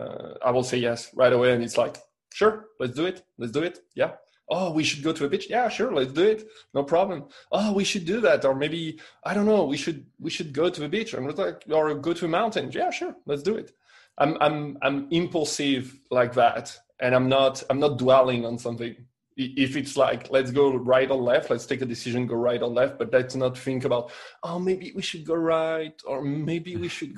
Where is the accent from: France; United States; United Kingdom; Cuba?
United Kingdom; England; accent: English; now in Spain; I know I'm going to say it with my English accent. Patatas bravas, you know.